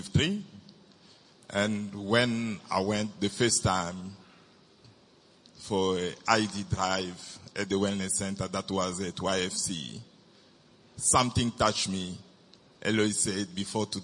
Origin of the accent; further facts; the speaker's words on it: DR Congo; accent: French; English is a second language; now in Durban, South Africa; I came from Congo, DRC